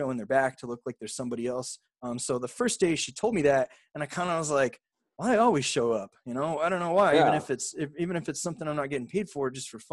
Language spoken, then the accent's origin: English; Riverside, California, United States; now in San Antonio, United States; I grew up in Southern California. I'm from Riverside